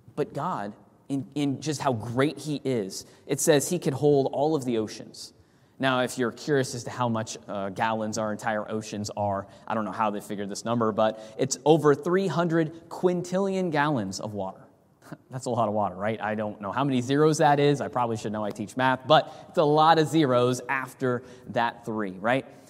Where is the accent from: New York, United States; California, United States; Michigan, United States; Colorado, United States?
California, United States; moved away; I grew up in California where the sun sets at the ocean